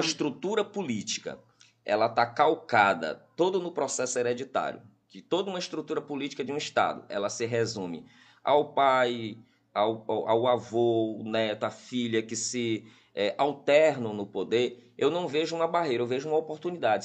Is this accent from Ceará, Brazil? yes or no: no; Piauí, Brazil; eu tive como piauiense nato